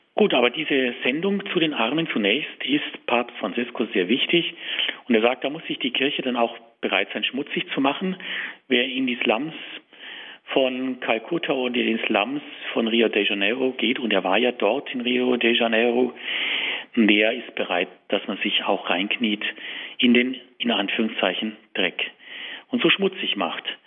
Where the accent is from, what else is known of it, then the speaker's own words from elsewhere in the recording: Tutzing, Bavaria, Germany; ich bin in Tutzing aufgewachsen